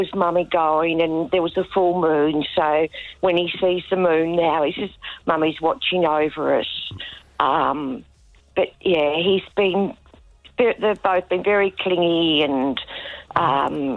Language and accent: English; Hobart, Tasmania, Australia; I'm from Hobart, so I sort of drove up mid-September